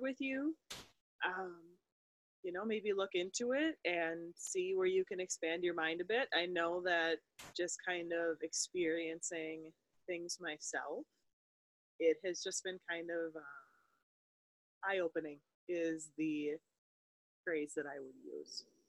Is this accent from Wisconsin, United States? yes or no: yes; Wisconsin, United States; Hannah and I grew up in Wisconsin